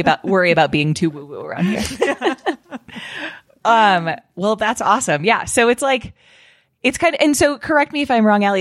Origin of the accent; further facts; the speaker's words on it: Colorado, United States; my home state of Colorado